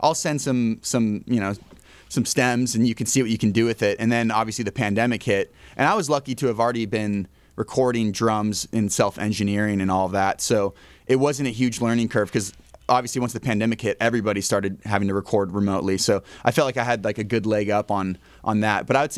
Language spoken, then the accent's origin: English; Nashville, Tennessee, United States; also born or lived in Northwest US / Colorado; So I feel like as an adult, I'm from Nashville, but as like a whole person, I guess kind of Northwest, kind of Colorado. It's all over the place, to be honest.